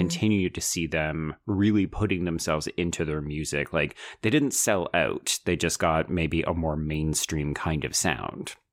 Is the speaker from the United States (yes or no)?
no; Calgary, Alberta, Canada; I grew up in Calgary